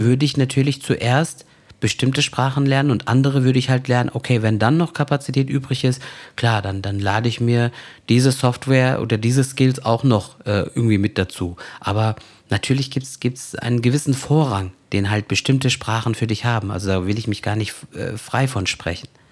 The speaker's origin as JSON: {"language": "German", "town": "Koblenz", "region": "Rhineland-Palatinate", "country": "Germany", "tie": "born or raised there", "said": "ich bin gebürtig aus dem Raum Koblenz, äh, ich bin auch in Deutschland geboren und aufgewachsen"}